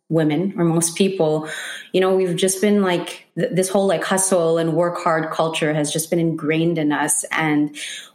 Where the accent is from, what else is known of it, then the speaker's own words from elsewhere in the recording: Montreal, Quebec, Canada; born and raised in Montreal, first generation Filipina